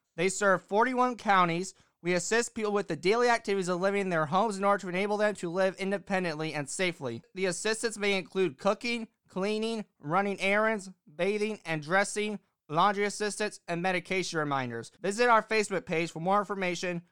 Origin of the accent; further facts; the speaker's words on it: Bloomington, Indiana, United States; my hometown, the city of Bloomington, Indiana